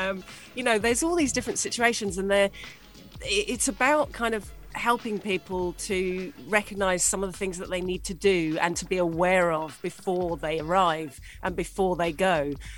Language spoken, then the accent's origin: English; United Kingdom; moved away as an adult; now in United Arab Emirates; as a Brit moving to the UAE